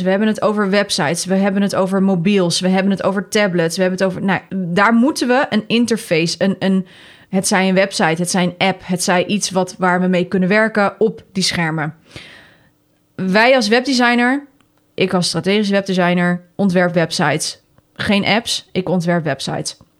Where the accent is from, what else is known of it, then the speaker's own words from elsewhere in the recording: Netherlands; wij als Nederlanders